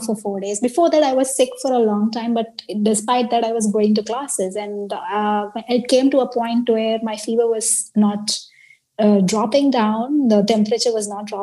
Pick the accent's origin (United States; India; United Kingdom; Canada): India; now in Taiwan; I am Indian.